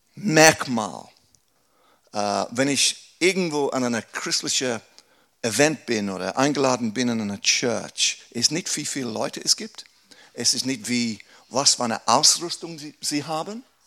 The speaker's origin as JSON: {"language": "German", "region": "England", "country": "United Kingdom", "second_language": "German", "moved": "as an adult", "lives_now": "Aarau, Switzerland", "said": "Ein Engländer, der Deutsch spricht"}